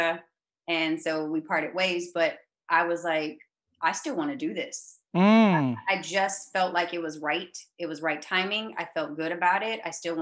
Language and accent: English; Arlington, Texas, United States; moved away as an adult; also born or lived in New York; I actually grew up in Arlington, Texas, which is a suburb